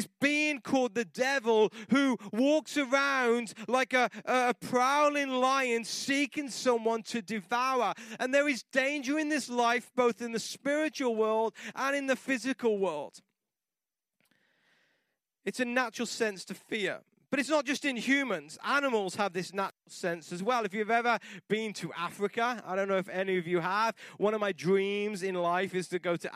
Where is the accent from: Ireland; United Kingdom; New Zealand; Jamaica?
United Kingdom; England; moved away; I grew up in England and it rained a lot